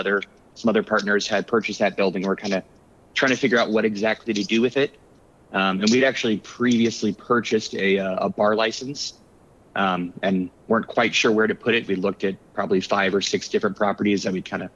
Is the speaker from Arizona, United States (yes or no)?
yes; Tucson, Arizona, United States; also born or lived in New York; I grew up in Tucson, moved away shortly after college to New York.